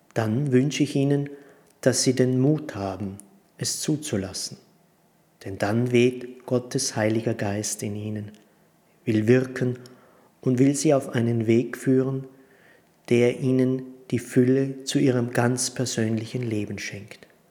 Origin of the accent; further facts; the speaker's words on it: Prutz, Tyrol, Austria; also born or lived in Stams, Tyrol; ich bin in Brutz im Tiroler Oberland geboren und hier in der Abtei Stamms Zisterzienser